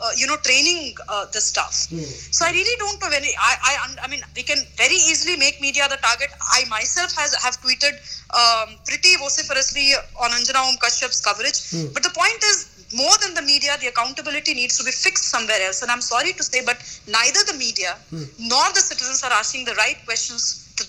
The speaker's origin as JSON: {"language": "English", "region": "Bihar", "country": "India", "said": "I come from Bihar"}